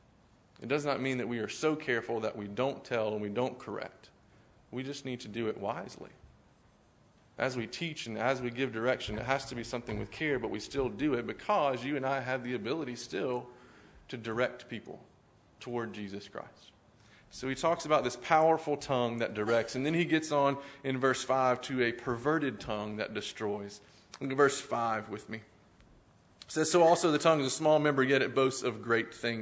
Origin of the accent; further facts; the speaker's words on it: Spurger, Texas, United States; was 13 years in Spurger, Texas before that, where I grew up in Southeast Texas